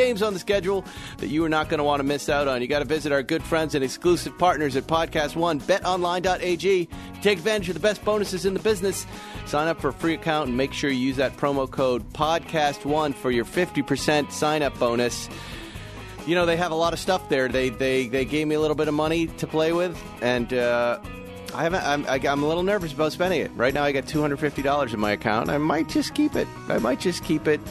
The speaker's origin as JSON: {"language": "English", "town": "West Bridgewater", "region": "Massachusetts", "country": "United States", "tie": "born or raised there", "also_born_or_lived": "Fall River, Massachusetts", "said": "growing up, I never had anything like this near my house in West Bridgewater, Massachusetts, and I was born in Fall River, right there"}